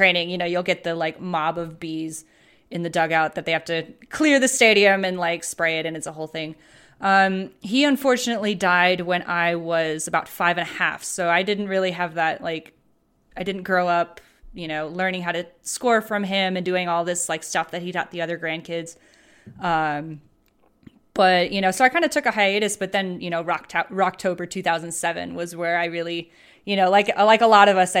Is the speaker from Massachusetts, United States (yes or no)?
no; Phoenix, Arizona, United States; I was born in Phoenix and I lived in Phoenix